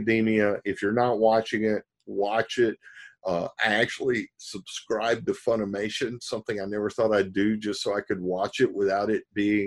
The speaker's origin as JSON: {"language": "English", "region": "the South", "country": "United States", "tie": "born or raised there", "said": "I'm growing up in the South in a small town"}